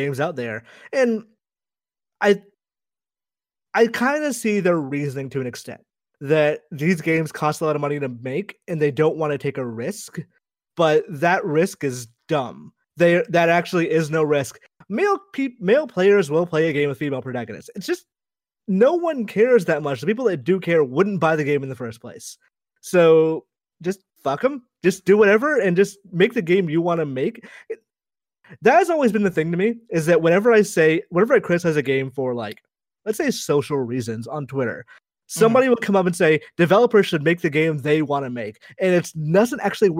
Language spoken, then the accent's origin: English; United States; I grew up with the only brown characters I knew about were, like, Dal Sim. And obviously that's not a good representational thing for, like, a child growing up in America